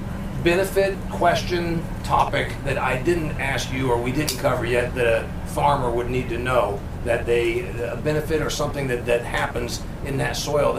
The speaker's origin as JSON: {"language": "English", "region": "Indiana", "country": "United States", "said": "I'm from Indiana."}